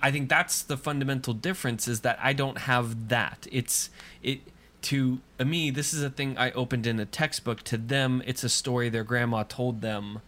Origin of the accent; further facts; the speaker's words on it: United States; I am Christian long before I am American.